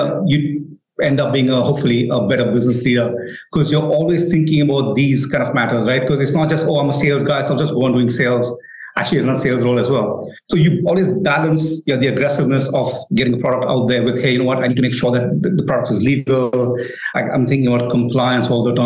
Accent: India; moved away as an adult; also born or lived in United States / Pune; Born and raised in India

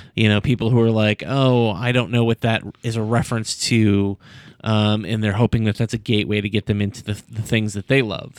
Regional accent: Sandusky, Ohio, United States; the eighties in Sandusky, Ohio, where I grew up

